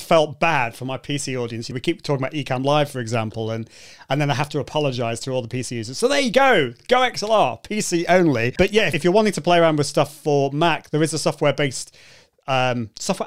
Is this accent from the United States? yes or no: no; United Kingdom; I, can't help being British.